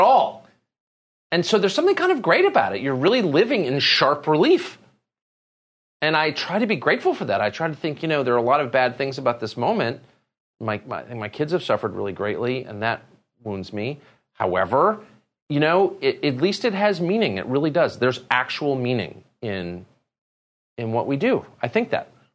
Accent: Southern California, United States; growing up in Southern California, you know, we smoked marijuana every day

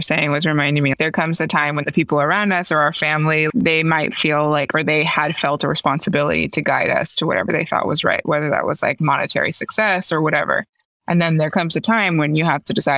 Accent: Miami, Florida, United States; I'm from Miami

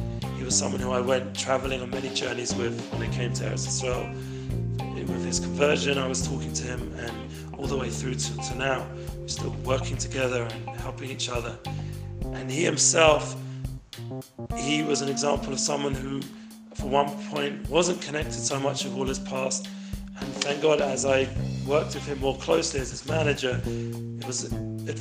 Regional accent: London, United Kingdom; now in Israel; I grew up in London.

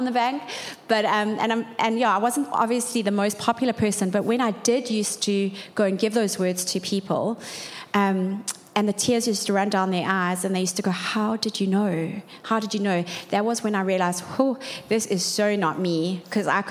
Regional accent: Durban, KwaZulu-Natal, South Africa; We grew up in Durban North

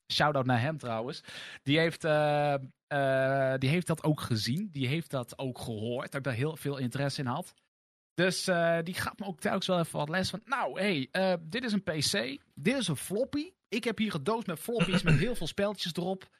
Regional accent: Lexmond, Utrecht, Netherlands; ik ben weliswaar geboren in Utrecht, maar ik ben opgegroeid in het dorpje Lexmond wat er net onder ligt

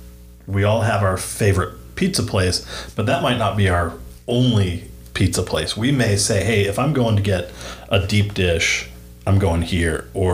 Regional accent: Southern California, United States; moved away as an adult; now in Northwest Arkansas, United States; my family and I moved from Southern California, where we'd lived really our entire lives.

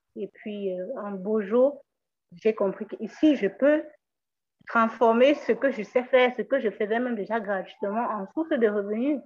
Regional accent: Cameroon; je viens d'une région de, du Cameroun où il y a quand même du respect

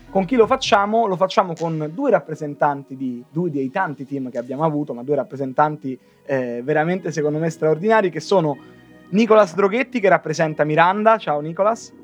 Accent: Rome, Lazio, Italy; vengo da Roma, ma ho origini

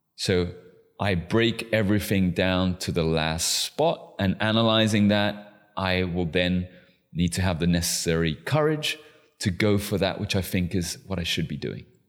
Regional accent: London, United Kingdom; also born or lived in Chile; I'm Chilean. I was raised in London.

